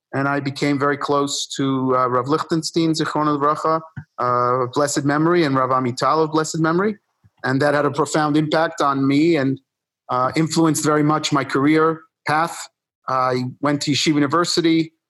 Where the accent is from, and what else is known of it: New York City, New York, United States; born or raised there; also born or lived in Buenos Aires, Argentina